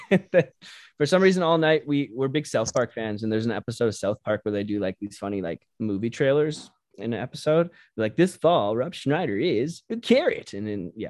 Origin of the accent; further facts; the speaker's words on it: Edmonton, Alberta, Canada; We're from Edmonton, Alberta